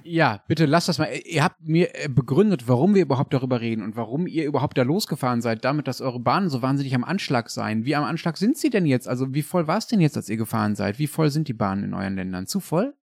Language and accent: German; Germany; now in Berlin, Germany; Ich als Deutscher